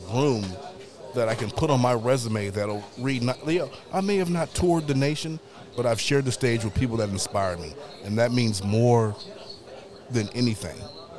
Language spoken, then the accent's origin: English; Riverside, California, United States; now in Kansas City, United States; in 97, … did a show in my hometown, Riverside.